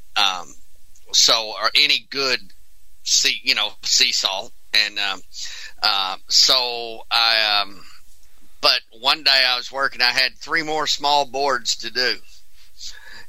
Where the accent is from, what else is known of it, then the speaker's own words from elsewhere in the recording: Houston, Texas, United States; I'm from Houston, Texas